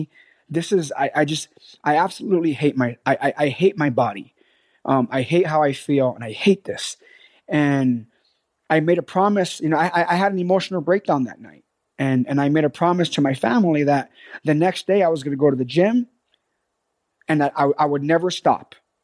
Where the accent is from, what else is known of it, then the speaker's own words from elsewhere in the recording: New York City, New York, United States; born there; I was born in the South Bronx. My mother was 14 years old. Okay. And this was back in 1981 in Hunts Point in the South Bronx, New York City.